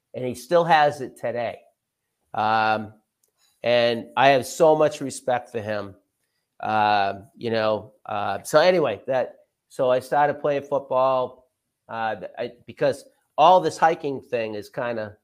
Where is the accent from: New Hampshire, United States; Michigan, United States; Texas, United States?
New Hampshire, United States; Dover; also born or lived in Goffstown, New Hampshire; I was born in Gonick, lived in Dover all my life. I still live in Dover, New Hampshire. I went through the Dover school system